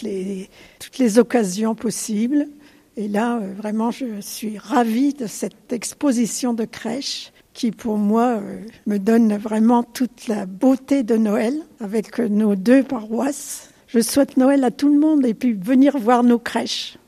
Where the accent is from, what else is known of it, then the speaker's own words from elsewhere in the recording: Pogny, Grand Est, France; je suis donc ancienne de Pogny, puisque je suis née à Pogny, et toute ma vie, toute ma jeunesse, j'étais dans l'église